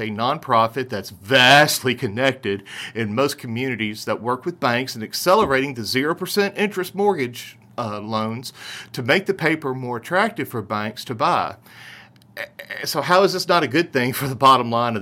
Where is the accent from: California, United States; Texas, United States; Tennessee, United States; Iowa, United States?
Tennessee, United States; Memphis; our industry in my hometown